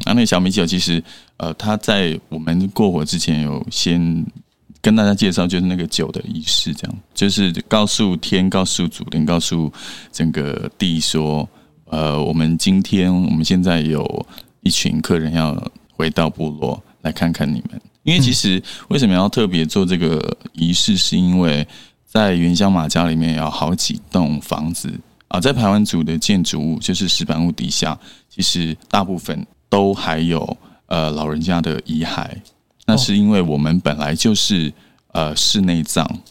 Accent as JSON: {"language": "Chinese", "town": "Majia", "region": "Pingtung County", "country": "Taiwan", "tie": "born or raised there", "said": "只有我们家乡啊，就是马家，就原乡马家是都还蛮完整的"}